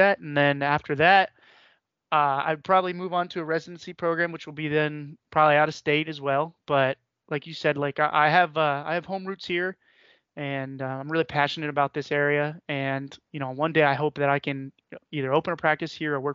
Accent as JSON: {"language": "English", "region": "Northeast Ohio", "country": "United States", "tie": "born or raised there", "said": "I was born here in Northeast Ohio. I've spent the majority of my life here in the Northeast Ohio."}